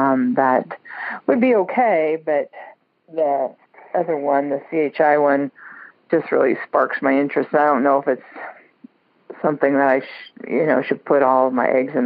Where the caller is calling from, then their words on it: Washington, United States; Washington State.